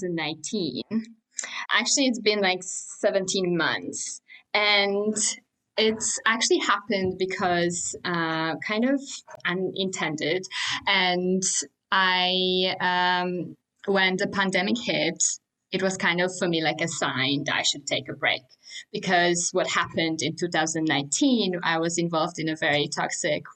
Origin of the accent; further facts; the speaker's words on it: Warsaw, Masovian Voivodeship, Poland; I'm actually from Warsaw, so from capital